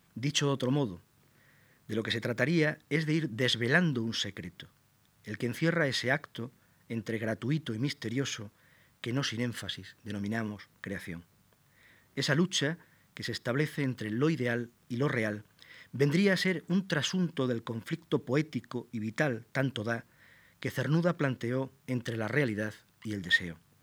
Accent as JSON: {"language": "Spanish", "town": "Plasencia", "region": "Extremadura", "country": "Spain", "tie": "born or raised there", "said": "mi ciudad natal, Plasencia, y sus contornos, los valles"}